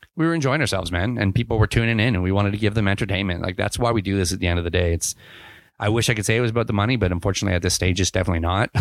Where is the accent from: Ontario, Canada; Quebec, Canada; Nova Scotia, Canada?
Ontario, Canada; moved away as an adult; also born or lived in England / Kamloops, British Columbia; now in British Columbia, Canada; I grew up in Ontario